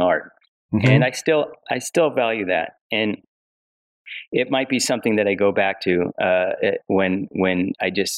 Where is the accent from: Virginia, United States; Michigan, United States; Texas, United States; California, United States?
California, United States; Rialto; I grew up in a city called Rialto. It's like an hour east